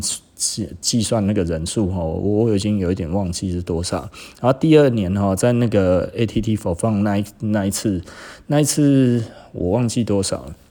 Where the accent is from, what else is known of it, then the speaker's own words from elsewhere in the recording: Singapore; 我们新加坡哦。人均比日本还高啊